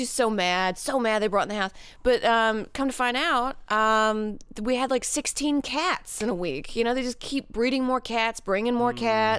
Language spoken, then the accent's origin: English; the South, United States; I'm from the South